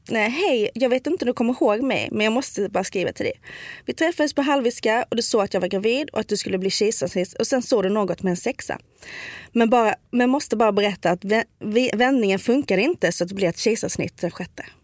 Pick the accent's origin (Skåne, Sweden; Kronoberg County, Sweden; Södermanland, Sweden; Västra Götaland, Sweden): Skåne, Sweden; accent: Scanian (skånska); jag kommer verkligen sticka ut för jag pratar skånska.